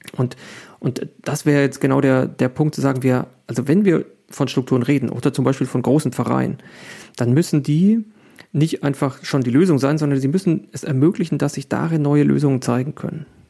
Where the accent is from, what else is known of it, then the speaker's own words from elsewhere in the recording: Germany; wir sind ja Deutsche